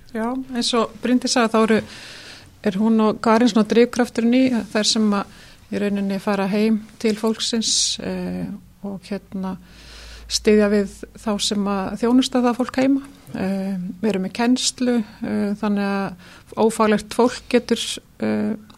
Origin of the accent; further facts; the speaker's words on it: Dalasýsla, Western Region, Iceland; ég er sem sagt eh, fætt á uppbóleinu vestur í Dalasíslu mm. fóreldra mínir voru þar bændur